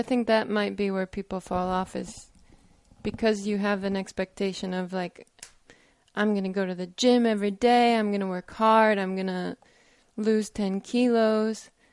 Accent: United States; I'm American

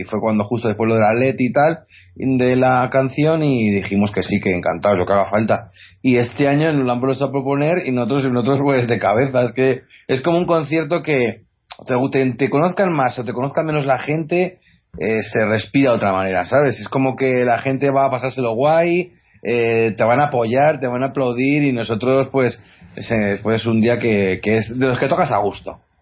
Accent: Guadalajara, Castilla-La Mancha, Spain; nosotros somos de Guadalajara, de aquí cerquita de Madrid

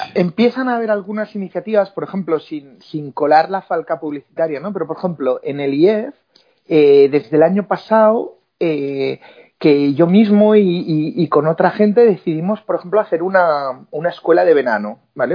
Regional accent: Spain

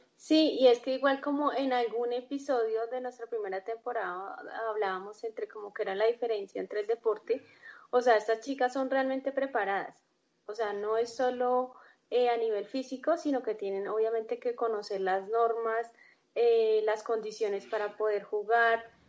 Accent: Colombia; somos colombianos

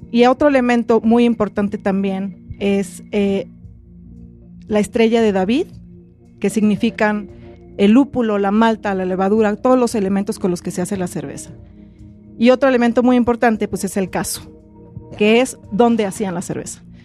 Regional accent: Oaxaca, Mexico; yo soy de Oaxaca y la verdad es que soy orgullosamente oaxaqueña

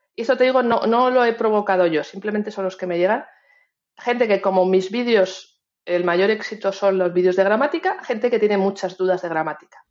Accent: Spain; todos los que somos como nosotros, tú y yo, españoles

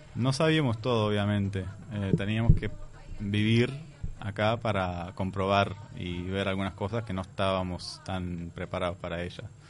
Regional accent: Palestine; moved away as an adult; also born or lived in Jordan; now in Uruguay; yo nací en Jordania, ellos volvieron a Jordania, nací, y después nos mudamos a Palestina.

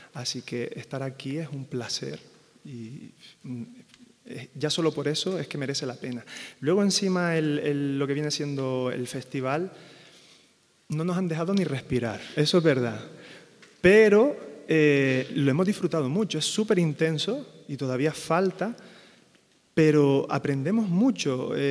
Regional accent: Canary Islands, Spain; moved away

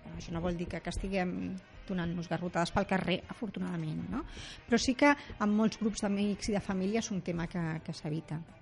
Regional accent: Rubí, Catalonia, Spain; jo sóc de Rubí

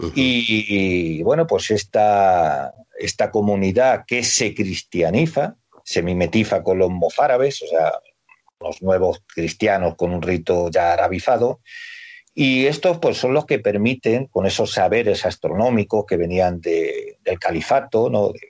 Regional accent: Toledo, Castilla-La Mancha, Spain; soy un toledano de pro

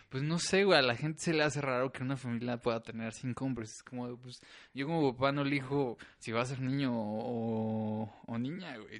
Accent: San Luis Potosí, Mexico; Yo nací aquí en San Luis Potosí.

